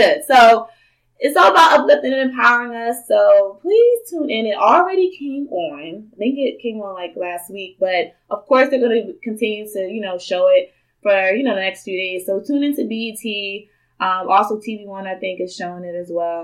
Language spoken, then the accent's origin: English; Philadelphia, Pennsylvania, United States; now in Houston, United States; I'm from the north, okay? I am from Philadelphia. Shout out to Philly, 215.